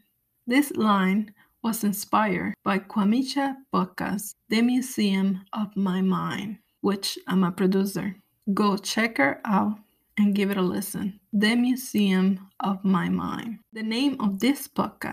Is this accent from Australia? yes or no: no; Puerto Rico; moved away as an adult; also born or lived in Los Angeles / Ohio / Alabama / Chicago; now in New York, United States; I was born in New York, but before I turned 1, my parents moved back to Puerto Rico. I grew up on the island.